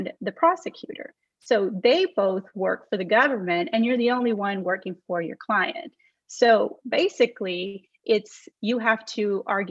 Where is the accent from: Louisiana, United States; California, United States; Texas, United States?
Texas, United States; I grew up in Texas. I'm from here. My family's from here